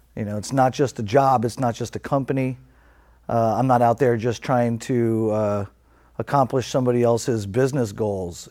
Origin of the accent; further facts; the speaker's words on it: New York City, New York, United States; moved away as an adult; now in California, United States; growing up in New York City, uh, especially back in the seventies and eighties